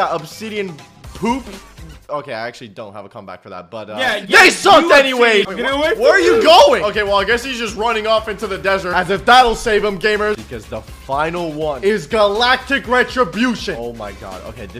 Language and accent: English; Florida, United States; I'm from Florida. I don't ever have to go through earthquakes, thankfully.